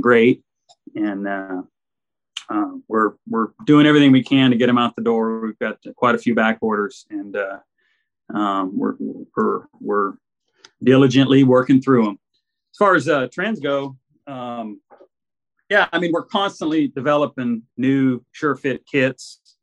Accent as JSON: {"language": "English", "town": "Arlington", "region": "Texas", "country": "United States", "tie": "born or raised there", "moved": "as an adult", "lives_now": "San Antonio, United States", "said": "I grew up in Arlington, Texas, and I was always a gearhead up there"}